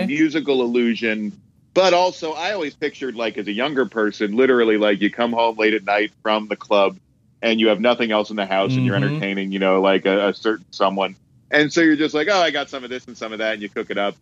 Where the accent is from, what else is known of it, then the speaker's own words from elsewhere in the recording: Hamburg, Pennsylvania, United States; also born or lived in Harrisburg, Pennsylvania; now in Los Angeles, United States; I was born in Harrisburg, but most of my time was spent in Hamburg, Pennsylvania, which is like a little town